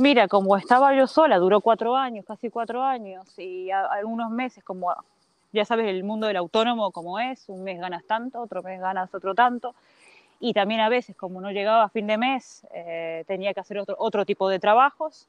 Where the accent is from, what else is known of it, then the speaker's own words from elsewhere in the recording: A Coruña, Galicia, Spain; moved away as an adult; also born or lived in Uruguay / Brazil / Amsterdam, Netherlands; yo nací en Uruguay, de Uruguay nos fuimos con mi familia a Brasil dos años y de ahí estuve en La Coruña, porque mi familia es de Galicia y estuvimos en, La Coruña muchos años